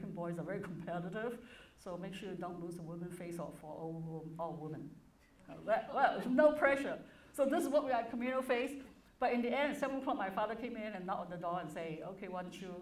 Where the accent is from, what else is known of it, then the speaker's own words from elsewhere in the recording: Hong Kong; moved away as an adult; now in United States; But I was born in Hong Kong, it was a British colony